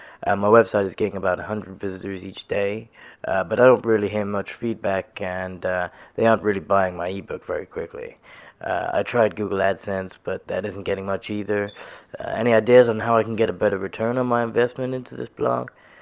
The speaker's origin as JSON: {"language": "English", "region": "Texas", "country": "United States"}